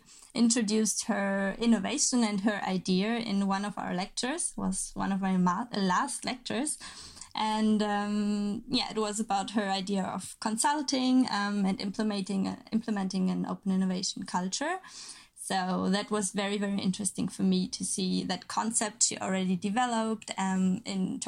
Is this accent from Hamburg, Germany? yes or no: no; Cologne, North Rhine-Westphalia, Germany; moved away as an adult; also born or lived in Lübeck / Flensburg; I'm originally from Cologne. The very nice city.